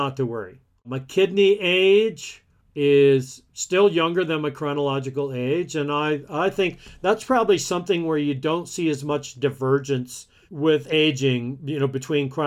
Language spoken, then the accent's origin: English; Alabama, United States; I grew up in the Deep South in Alabama